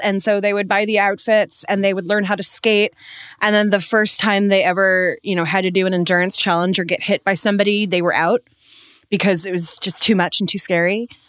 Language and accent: English; United States; as an American